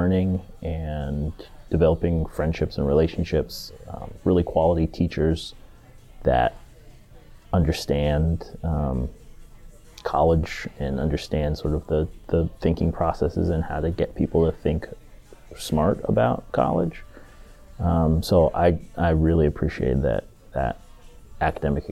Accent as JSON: {"language": "English", "region": "Washington", "country": "United States", "tie": "born or raised there", "also_born_or_lived": "Georgia / East Coast", "moved": "as an adult", "said": "I was born in Georgia, but I lived there for 2 years. My dad was in the Army. He was a airborne ranger, and so we moved from Georgia when he finished training, and we moved to Washington State for his first assignment. First stationing, and then we stayed there and essentially graduated from high school from there, from Washington State"}